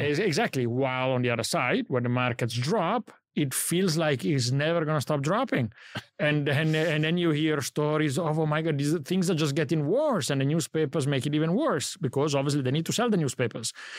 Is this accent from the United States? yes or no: no; Italy; moved away; I grew up in Italy